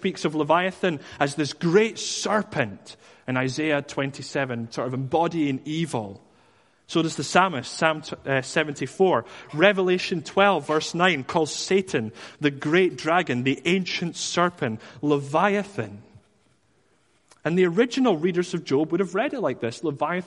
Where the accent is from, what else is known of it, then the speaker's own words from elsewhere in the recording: Dundee, Scotland, United Kingdom; I was from Dundee